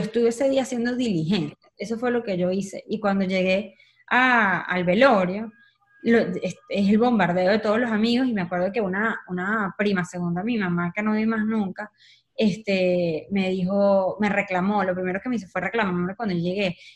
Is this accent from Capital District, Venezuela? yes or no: yes; Caracas, Capital District, Venezuela; moved away as an adult; nací en Caracas